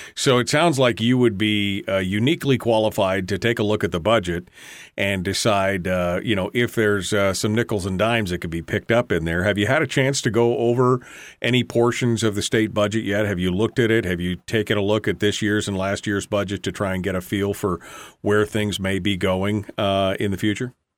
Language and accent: English; Alaska, United States; I'm only third generation, but my, my family's been here since nineteen sixteen